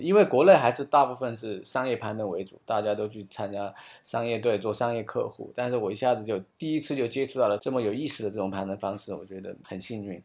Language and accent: Chinese; Sichuan, China; 我是四川人，我是四川人